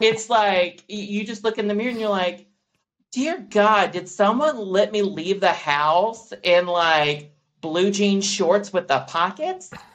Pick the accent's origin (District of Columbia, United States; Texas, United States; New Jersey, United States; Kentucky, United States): Kentucky, United States; growing up in the South, I feel like, um, especially in, in, Kentucky